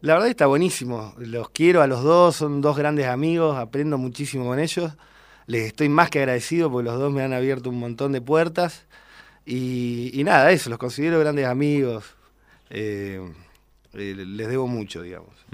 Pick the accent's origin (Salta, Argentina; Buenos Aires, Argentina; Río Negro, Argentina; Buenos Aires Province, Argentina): Río Negro, Argentina; General Roca; soy de General Roca, Río Negro